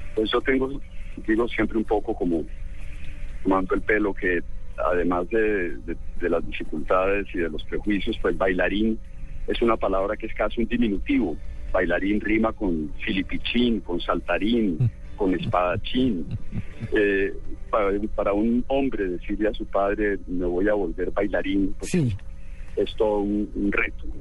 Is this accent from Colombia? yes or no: yes; Bogotá, Colombia; also born or lived in Medellín; now in Cartagena, Colombia; Yo nací en Medellín, me crié en Bogotá, pero mi familia es cartagenera.